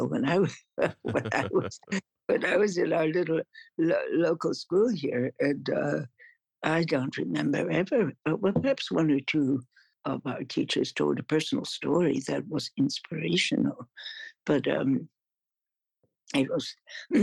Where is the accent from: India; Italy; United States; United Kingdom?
United States; central New York State; I was born in central New York State